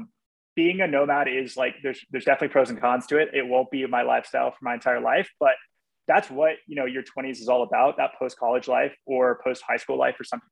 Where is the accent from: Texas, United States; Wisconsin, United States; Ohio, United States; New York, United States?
Texas, United States; moved away as an adult; also born or lived in Los Angeles; I grew up in Texas